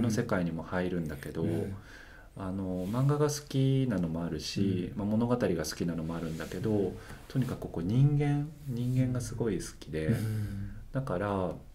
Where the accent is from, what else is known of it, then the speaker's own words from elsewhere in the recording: Osaka, Japan; also born or lived in Amagasaki; ともと出身大阪です